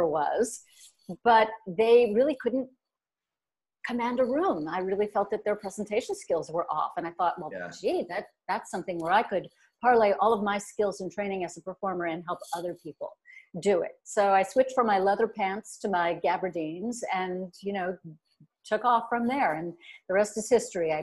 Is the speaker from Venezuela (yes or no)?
no; New York metropolitan area, United States; also born or lived in Kent, Ohio; I'm from the Metro New York area all my life